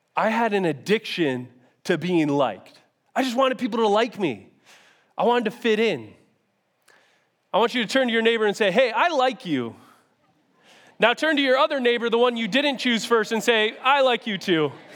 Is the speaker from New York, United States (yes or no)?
yes; Syracuse, New York, United States; moved away as an adult; now in Rochester, United States; I grew up in Syracuse, and I got recruited to come play football here in Rochester